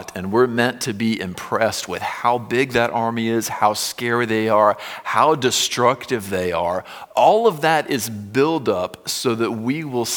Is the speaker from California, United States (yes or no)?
no; Florida, United States; when I was growing up in Florida